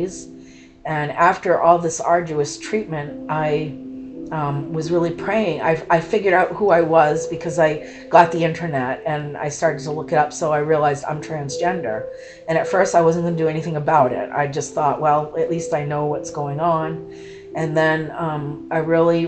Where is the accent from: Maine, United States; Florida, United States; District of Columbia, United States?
Maine, United States; also born or lived in Kentucky; I was born in Kentucky, but I've lived in Maine most of my life. Moved to Maine at a young age, probably 5 or 6